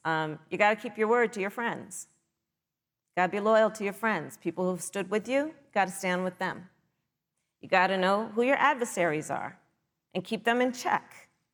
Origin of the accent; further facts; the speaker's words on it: California, United States; my home state of California